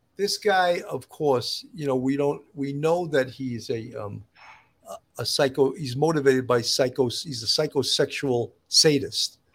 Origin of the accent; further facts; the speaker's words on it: Long Island, New York, United States; I'm a troubleshooter born and raised on Long Island